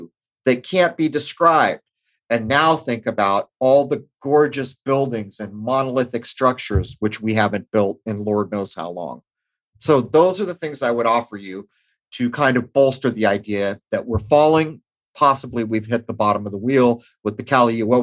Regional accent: Southern California, United States; I grew up in Southern California

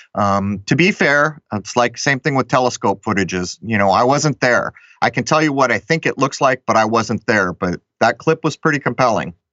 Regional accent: San Diego, California, United States; I grew up in San Diego

